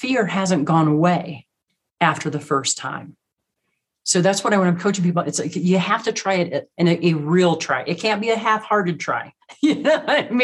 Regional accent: Midwest, United States; now in Rocky Mountains, United States; Growing up in the Midwest, everything's flat.

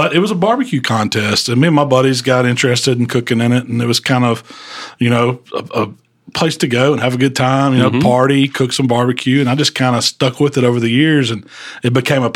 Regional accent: Southaven, Mississippi, United States; now in Hernando, United States; I grew up in South Haven

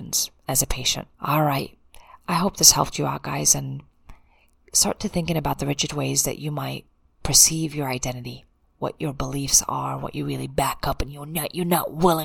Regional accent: United States; I'm an American and I can't speak another language

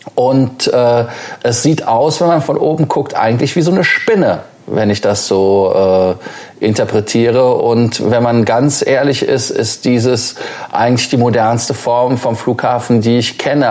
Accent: Germany; als Deutscher

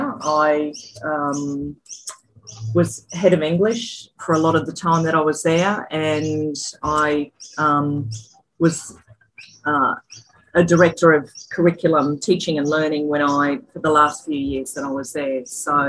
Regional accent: Brisbane, Queensland, Australia; also born or lived in Mount Isa / Sunshine Coast; now in Toowoomba, Australia; I was born in Brisbane, and I actually went to school at St. Peter's in Brisbane

